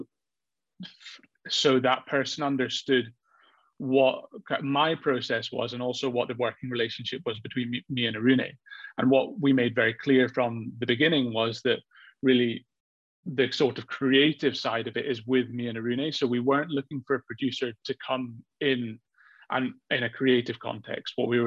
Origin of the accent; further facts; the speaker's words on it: Edinburgh, Scotland, United Kingdom; I'm from Edinburgh